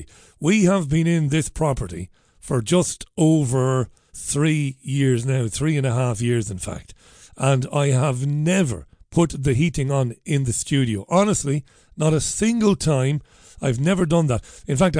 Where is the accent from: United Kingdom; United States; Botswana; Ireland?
Ireland; I'm an Irishman